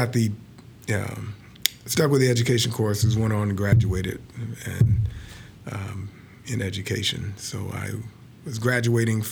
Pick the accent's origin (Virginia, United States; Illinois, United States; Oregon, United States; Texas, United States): Illinois, United States; Chicago; Born and raised in Chicago.